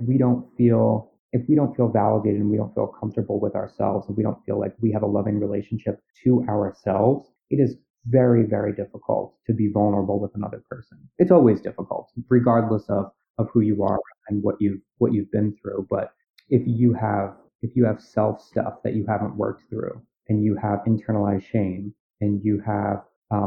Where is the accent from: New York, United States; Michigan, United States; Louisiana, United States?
New York, United States; New York City; I'm from Staten Island, I live on Staten Island